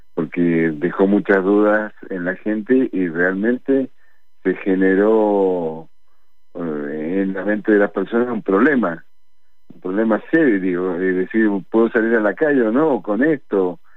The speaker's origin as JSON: {"language": "Spanish", "country": "Argentina", "said": "todos somos argentinos"}